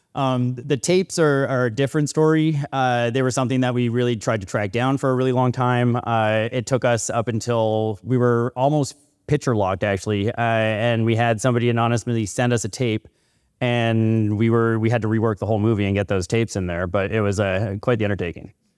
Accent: Northern BC, British Columbia, Canada; I'm from Northern B C, and growing up

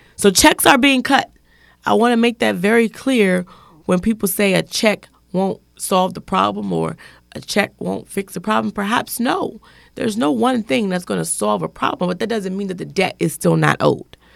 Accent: Washington, District of Columbia, United States; born and raised in Southeast Washington

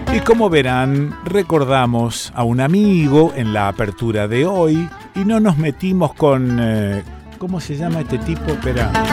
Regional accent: Rosario, Santa Fe, Argentina; cómo somos los rosarinos, ¿no? Medio pueblerinos

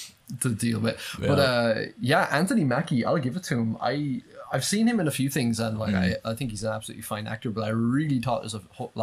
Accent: Ireland; I know we're Irish

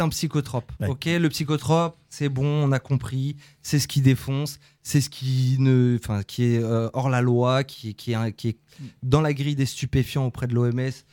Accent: Conflans-Sainte-Honorine, Île-de-France, France; On est natif de Conflans, la clinique des tilleuls

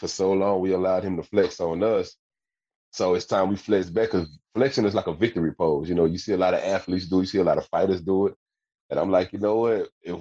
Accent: Tyler, Texas, United States; So I'm from Tyler, Texas, a little small town outside of Dallas, about a good hour and a half away from Dallas.

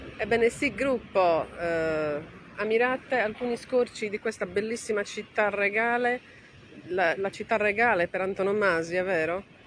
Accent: Sardinia, Italy; Io sono sarda, per cui dico il continente e il resto dell'Italia

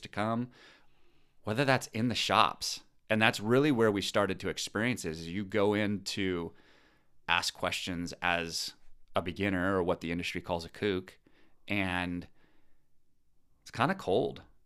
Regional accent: Pacific Northwest, United States; moved away as an adult; also born or lived in San Diego; we're from the Pacific Northwest

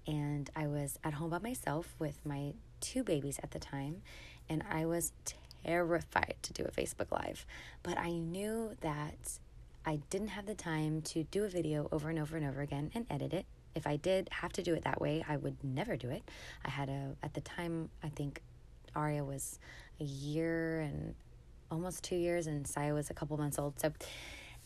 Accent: San Antonio, Texas, United States; moved away as an adult; now in Dallas, United States; I live in Dallas, Texas, and I'm from San Antonio, Texas, so my whole family lives there

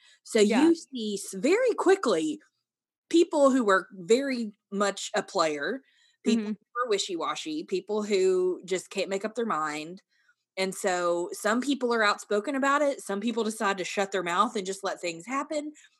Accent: United States; We're both from the United States, and I just felt a connection.

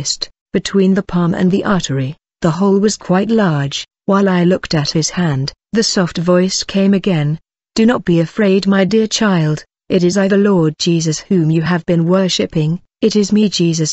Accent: Semarang, Central Java, Indonesia; I was born in 1981 in Semarang

